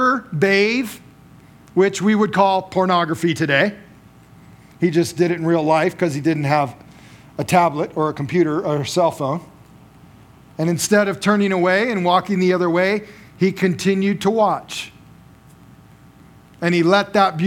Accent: Las Vegas, Nevada, United States; now in Cheney, United States; I grew up in Las Vegas

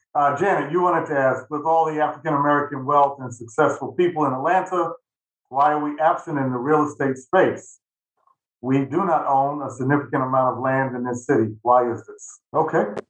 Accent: New York City, New York, United States; I grew up in Manhattan

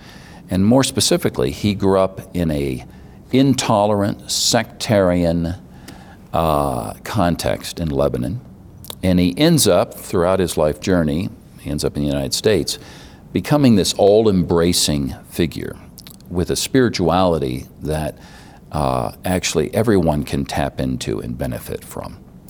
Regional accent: Senegal; also born or lived in Cairo, Egypt; Growing up in Senegal, it's kind of the heart of the arts for West Africa. It's a very flamboyant culture. And when I lived in Cairo, Egypt

